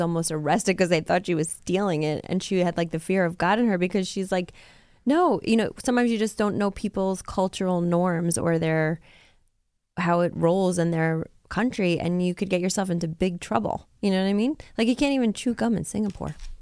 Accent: United States; as an American

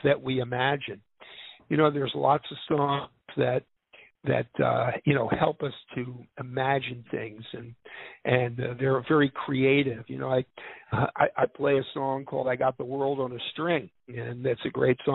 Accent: Philadelphia, Pennsylvania, United States; I grew up in Philadelphia

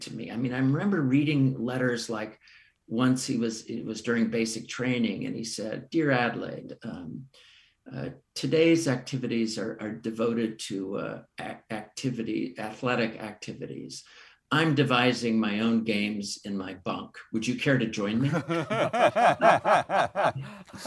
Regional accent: Menlo Park, California, United States; the house I grew up in Menlo Park, the house I returned to care for my mom in Menlo Park, California.

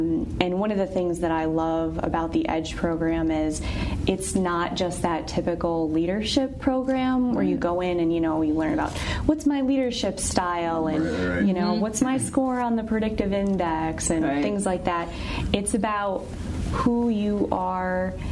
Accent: Syracuse, New York, United States; moved away as an adult; now in Pittsburgh, United States; I'm originally from Syracuse, New York. I'm not a native Pittsburgher

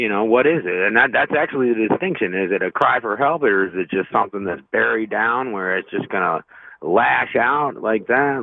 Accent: Kentucky, United States; I'm from the Kentucky area

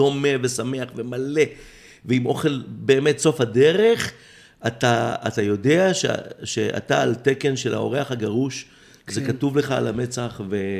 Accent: Israel; כי אני ישראלי

